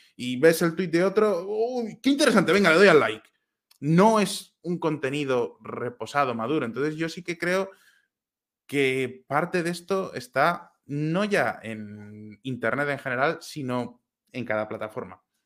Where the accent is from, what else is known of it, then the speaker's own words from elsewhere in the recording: Valladolid, Castile and León, Spain; moved away as an adult; now in Prague, Czech Republic; no soy vasco, soy de Valladolid